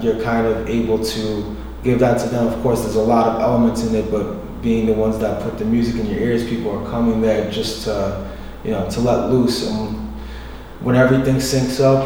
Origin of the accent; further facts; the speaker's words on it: New York City, New York, United States; being born in Brooklyn